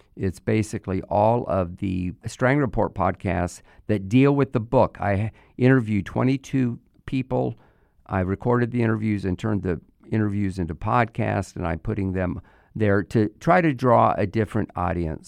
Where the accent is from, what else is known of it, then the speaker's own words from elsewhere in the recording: United States; our country